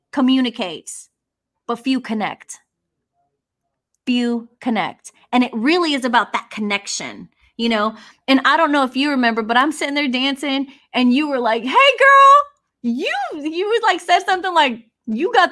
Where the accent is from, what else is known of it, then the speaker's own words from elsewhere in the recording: Houston, Texas, United States; I'm Mexican American from Southwest Houston.